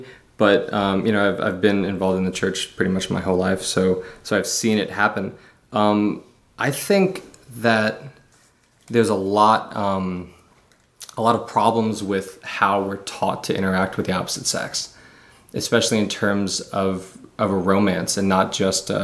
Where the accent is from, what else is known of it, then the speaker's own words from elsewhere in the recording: Memphis, Tennessee, United States; moved away as an adult; now in Los Angeles, United States; I'm from Memphis, Tennessee, originally.